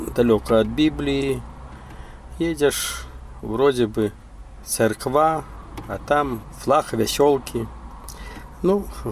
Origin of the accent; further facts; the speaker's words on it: Belarus; moved away as an adult; also born or lived in United States; я беларус